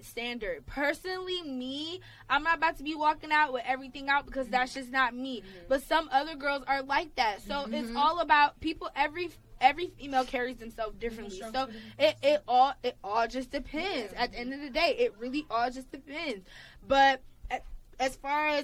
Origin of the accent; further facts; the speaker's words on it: Atlanta, Georgia, United States; Y'all know I'm from Atlanta.